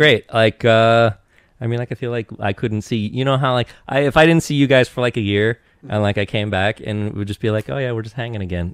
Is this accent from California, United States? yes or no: no; Eastern Washington, United States; I grew up in Eastern Washington